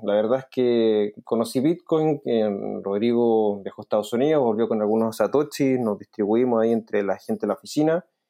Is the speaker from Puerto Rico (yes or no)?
no; Chile; yo como chileno